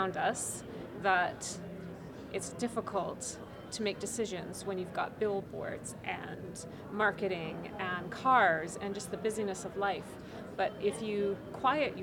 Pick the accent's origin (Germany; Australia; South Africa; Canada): Canada; Canmore, Alberta; my hometown, which is Canmore, Alberta